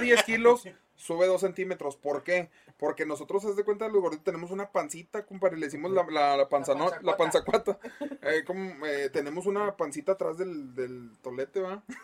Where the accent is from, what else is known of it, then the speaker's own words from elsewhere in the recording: Monterrey, Nuevo León, Mexico; como regios